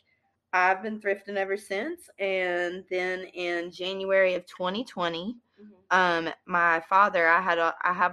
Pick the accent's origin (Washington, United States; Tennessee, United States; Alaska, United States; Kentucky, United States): Tennessee, United States; Strawberry Plains; now in Chattanooga, United States; I am originally from Knoxville, Tennessee, but mainly a small town that's stuck in between Sevierville and Knoxville called Strawberry Plains